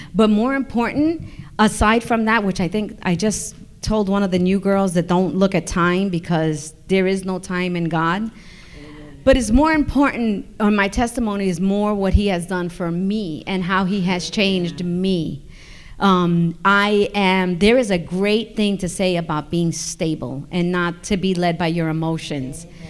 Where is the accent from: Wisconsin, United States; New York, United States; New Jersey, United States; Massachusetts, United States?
New York, United States; I'm from New York